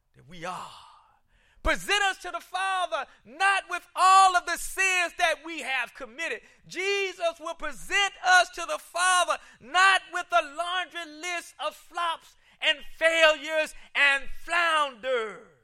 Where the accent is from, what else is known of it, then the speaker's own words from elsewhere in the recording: Columbia, South Carolina, United States; moved away; back home at the Jehovah Missionary Baptist Church where I grew up in Columbia, South Carolina, I would sit there as a, as a, as a little boy